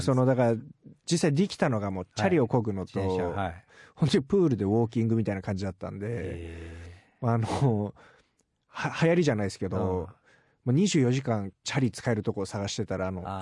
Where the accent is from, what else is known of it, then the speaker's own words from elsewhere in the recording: Japan; Japanese is a second language; also born or lived in Miami, Florida, United States; 小学校から日本に戻ってきて